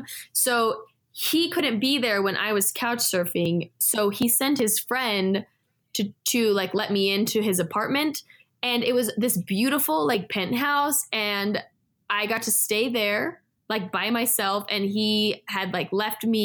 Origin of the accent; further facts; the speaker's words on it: California, United States; also born or lived in Israel / Los Angeles / Mexico; I grew up in California where it's like very cultural